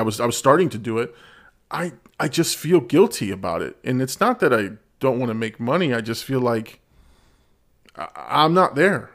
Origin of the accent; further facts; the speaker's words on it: Peru; I'm from Peru. I claim the Peruvian set